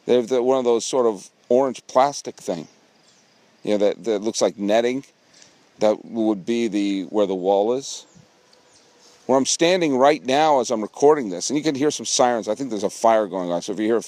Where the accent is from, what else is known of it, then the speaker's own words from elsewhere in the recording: Weston, Massachusetts, United States; also born or lived in New York; now in California, United States; let me show you where I grew up